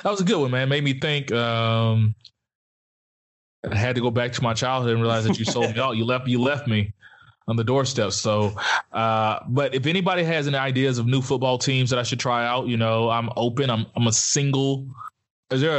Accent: Mobile, Alabama, United States; moved away as an adult; also born or lived in Dallas, Texas; now in Cypress, United States; Growing up in Alabama

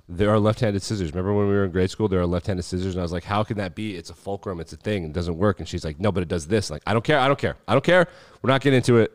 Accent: Wyoming, United States; when we were growing up in Wyoming

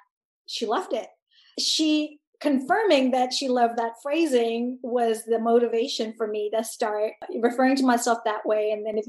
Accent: Tanzania; born there; I'm a Punjabi Desi diasporic person who grew up all over the world. Most specifically, I was born in Tanzania

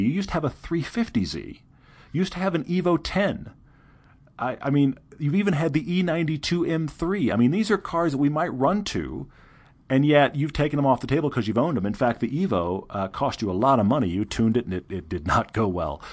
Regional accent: Texas, United States; I'm from Texas

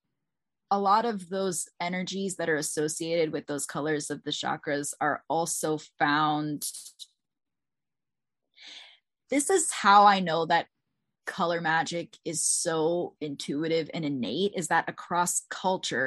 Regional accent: Bethesda, Maryland, United States; I grew up in Bethesda, Maryland, like right outside of DC

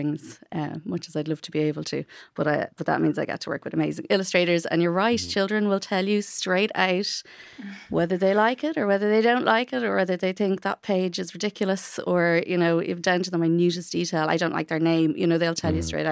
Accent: Bray, Leinster, Ireland; I'm from Bray

